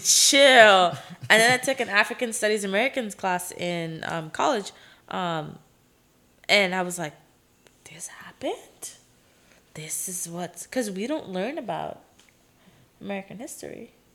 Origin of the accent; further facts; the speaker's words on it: Aruba; accent: Caribbean; English is a second language; now in Los Angeles, United States; where I'm from in Aruba, especially like my city